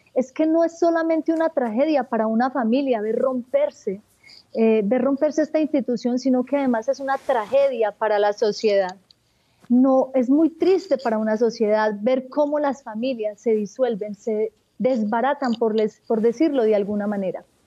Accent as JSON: {"language": "Spanish", "town": "Marinilla", "region": "Antioquia", "country": "Colombia", "tie": "born or raised there", "said": "en el oriente antioqueño, en un pueblo llamado Marinilla. Eh, soy la quinta de 10 hijos. Nací en un hogar católico donde me inculcaron un profundo amor por la Eucaristía y por la Madre de Dios, por el Santo Rosario. Mm. Allí crecí"}